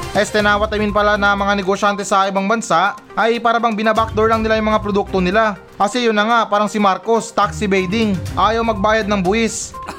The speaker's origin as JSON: {"language": "Tagalog", "country": "Philippines", "said": "tayo mga Pilipino"}